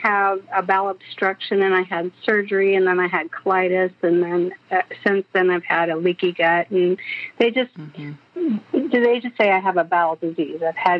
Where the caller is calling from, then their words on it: Los Angeles, California, United States; Oh, I'm calling from Los Angeles, California.